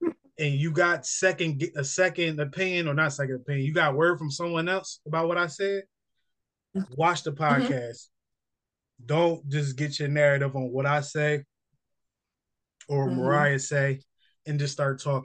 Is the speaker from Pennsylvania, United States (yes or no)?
no; New Jersey, United States; moved away; also born or lived in North Carolina; I'm from Jersey.